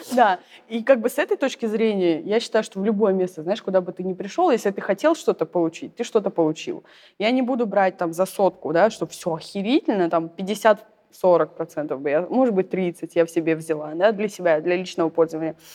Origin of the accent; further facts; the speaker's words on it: Saint Petersburg, Russia; moved away; also born or lived in southern Russia; я из Питера, и живу сейчас на юге